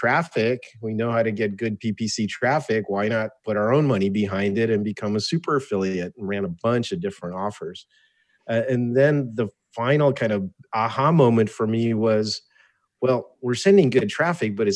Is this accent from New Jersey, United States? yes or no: yes; Cherry Hill, New Jersey, United States; first language Russian; English is a second language; moved away as an adult; also born or lived in Albany, New York; now in San Diego, United States; I went to high school in Cherry Hill, New Jersey, outside of Philadelphia.